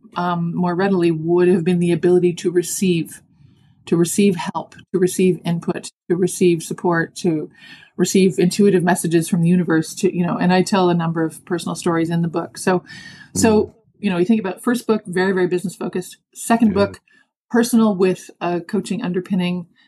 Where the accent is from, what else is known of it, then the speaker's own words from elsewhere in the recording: Toronto, Ontario, Canada; also born or lived in Dallas, Texas; I was born and raised in Toronto, Canada, living mm-hmm. in Toronto for most of my adult life, except for that little sojourn in Texas.